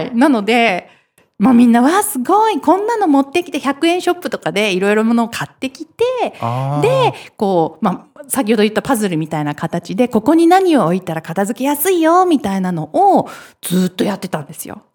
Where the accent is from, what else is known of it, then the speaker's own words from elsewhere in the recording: Hiroshima, Japan; 私、広島出身